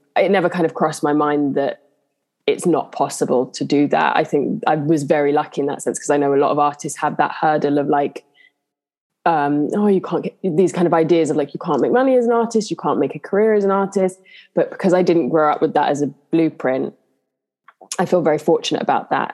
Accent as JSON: {"language": "English", "region": "London", "country": "United Kingdom", "tie": "born or raised there", "also_born_or_lived": "Honor Oak Park", "said": "I grew up in Southeast London in Bermondsey"}